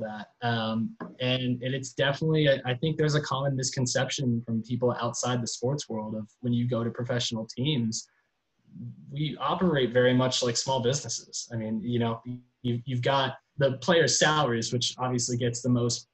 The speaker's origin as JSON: {"language": "English", "town": "Gainesville", "region": "Florida", "country": "United States", "tie": "born or raised there", "said": "I grew up in Gainesville, Florida, about an hour and a half up the road from Orlando."}